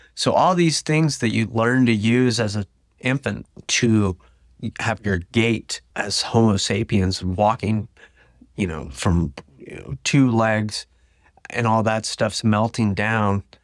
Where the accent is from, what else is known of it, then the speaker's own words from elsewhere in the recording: Tulsa, Oklahoma, United States; I was from Tulsa